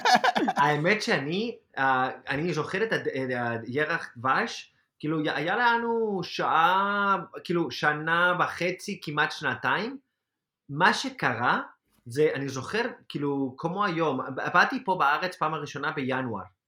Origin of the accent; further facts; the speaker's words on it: Spain; Hebrew is a second language; moved away as an adult; now in Israel; לחזור של... לספרד זה קל, אוקיי? זה קל בשבילי, כי בסופו של דבר זה, זה מדינה שאני מכיר